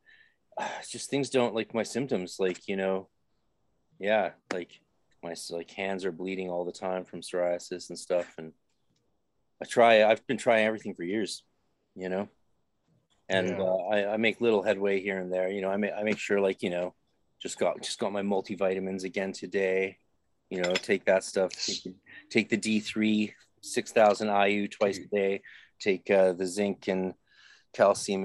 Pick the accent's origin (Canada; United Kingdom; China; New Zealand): Canada; than we have in Canada